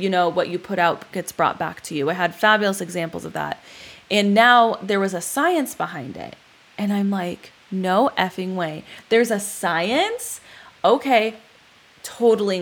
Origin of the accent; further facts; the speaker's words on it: Palmdale, California, United States; also born or lived in Huntington; my hometown, Palmdale